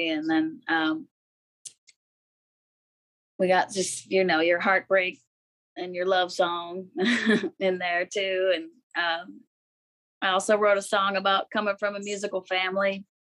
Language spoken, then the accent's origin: English; Pacific Northwest, United States; And also growing up in the Northwest with the evergreen trees.